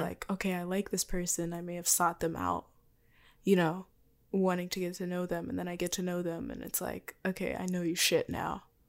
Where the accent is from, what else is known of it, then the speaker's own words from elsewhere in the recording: Texas, United States; I was born in Texas